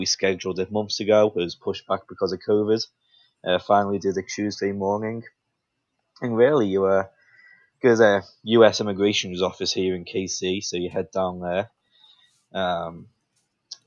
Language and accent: English; Liverpool, North West England, United Kingdom; now in United States; I was born in Liverpool, England